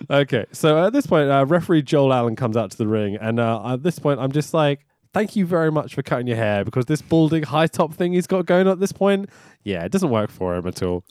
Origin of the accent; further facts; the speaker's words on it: London, United Kingdom; I grew up in Highbury, so the garage is just down the road from me